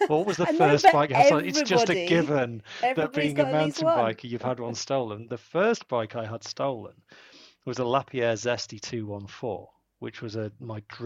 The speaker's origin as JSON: {"language": "English", "town": "Rotherham", "region": "Yorkshire and the Humber", "country": "United Kingdom", "also_born_or_lived": "Sheffield", "said": "I am from Rotherham"}